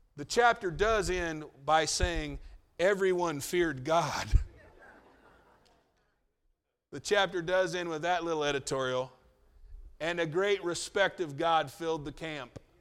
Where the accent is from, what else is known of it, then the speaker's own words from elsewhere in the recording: United States; as an American